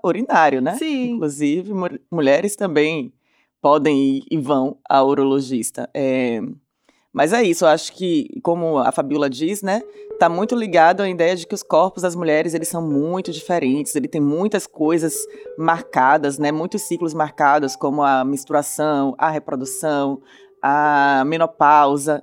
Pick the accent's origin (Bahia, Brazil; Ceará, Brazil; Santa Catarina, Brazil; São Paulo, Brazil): Bahia, Brazil; accent: Bahian; Não sei se vocês já conheceram aí pelo sotaque, que eu sou baiana.